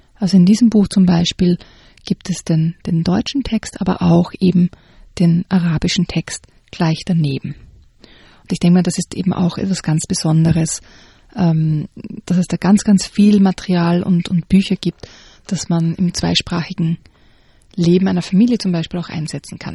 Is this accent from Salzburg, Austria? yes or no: no; Graz, Styria, Austria; wo ich herkomme, aus Graz